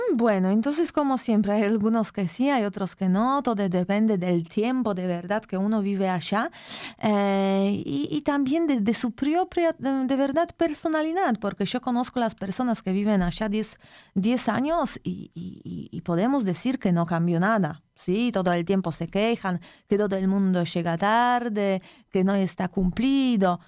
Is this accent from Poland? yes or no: yes; Poland; Spanish is a second language; moved away; also born or lived in Latin America; yo soy de Polonia